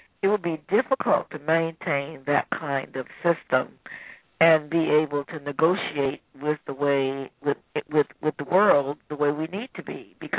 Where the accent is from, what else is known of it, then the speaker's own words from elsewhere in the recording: United States; because I'm from the United States, they're not looking at me on the basis of being an African-American woman or this or that.